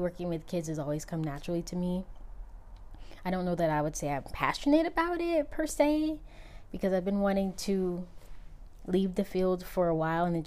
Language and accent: English; Southern California, United States; I am from California, and I've born and raised in California. I've only left a couple of times, Southern California to be exact